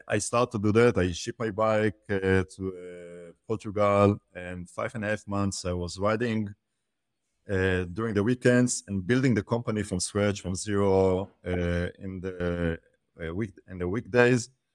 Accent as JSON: {"language": "English", "country": "Israel", "said": "I'm from Israel"}